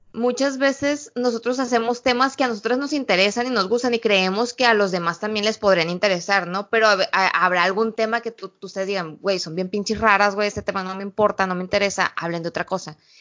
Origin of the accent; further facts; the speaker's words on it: Sinaloa, Mexico; moved away; Curiosamente todo el mundo quiere saber de qué parte de México soy. Y ya cuando les digo Sinaloa